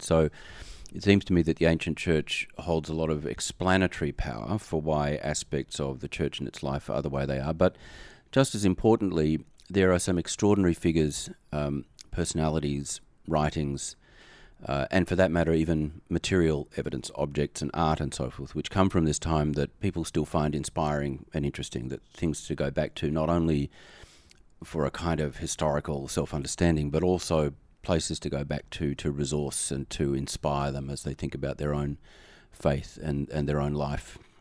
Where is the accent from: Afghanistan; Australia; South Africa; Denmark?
Australia; now in United States; I am an Australian expatriate in America